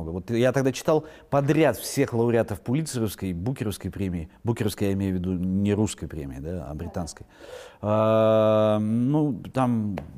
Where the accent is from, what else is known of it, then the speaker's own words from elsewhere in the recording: Irkutsk, Irkutsk Oblast, Russia; born there; also born or lived in Yakutsk / Moscow; Видите, вот там в Иркутске родился, в Якутске заканчивал университет, в Москве учился